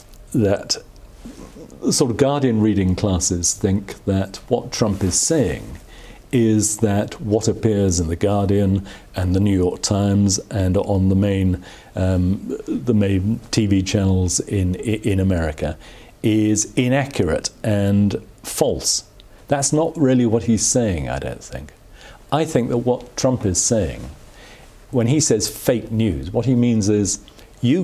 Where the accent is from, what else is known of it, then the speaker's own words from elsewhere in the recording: England, United Kingdom; as an Englishman